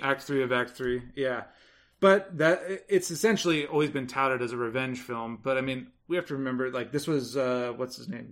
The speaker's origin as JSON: {"language": "English", "town": "Los Angeles", "region": "California", "country": "United States", "said": "I am from Los Angeles."}